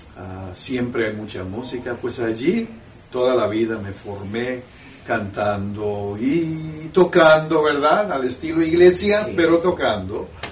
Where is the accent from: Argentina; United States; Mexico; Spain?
United States; San Diego, California; yo nací en San Diego, California. Mis antecedentes, sin embargo, son de Jalisco